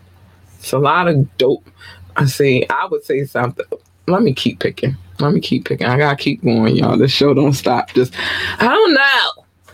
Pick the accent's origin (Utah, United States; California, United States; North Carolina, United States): North Carolina, United States; I'm a Southern girl. I'm from North Carolina, and Florida is ratchet as fuck